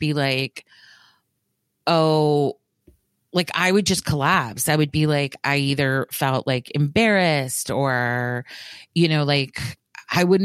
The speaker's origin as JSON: {"language": "English", "region": "the South", "country": "United States"}